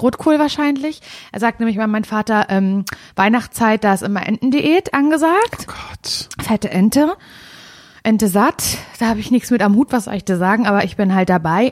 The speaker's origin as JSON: {"language": "German", "town": "Parchim", "region": "Mecklenburg-Vorpommern", "country": "Germany", "tie": "born or raised there", "moved": "yes", "said": "bin ich in Parchim. Das ist meine Heimatstadt"}